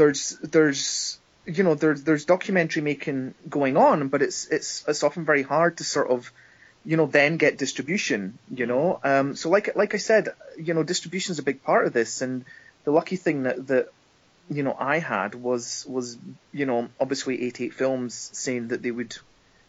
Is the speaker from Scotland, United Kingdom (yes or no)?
yes; Scotland, United Kingdom; in my home country, you know? I'm a Scottish filmmaker